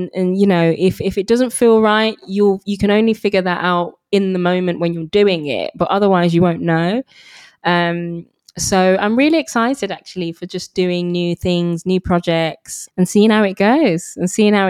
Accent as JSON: {"language": "English", "region": "England", "country": "United Kingdom", "said": "So I'm a British Nigerian, you know, for a long time. You know, I kind of suppressed my Nigerian heritage"}